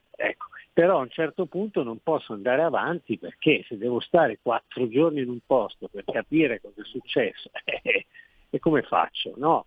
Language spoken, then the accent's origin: Italian; Genoa, Liguria, Italy; io sono genovese, quindi la città la conosco